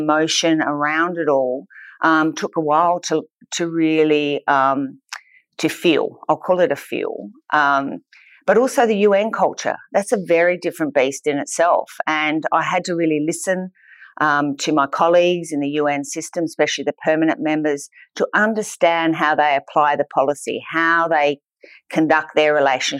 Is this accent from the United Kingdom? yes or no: no; Australia; I am an Australian